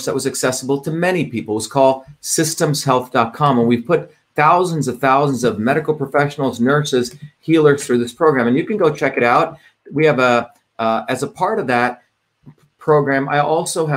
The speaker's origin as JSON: {"language": "English", "country": "India", "tie": "born or raised there", "moved": "yes", "said": "as a child growing up in India"}